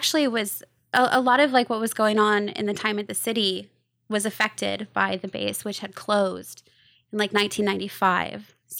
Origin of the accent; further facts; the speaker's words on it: Rome, New York, United States; Yeah, I was born and raised in Rome, New York, and lived there most of my life until I went away to school.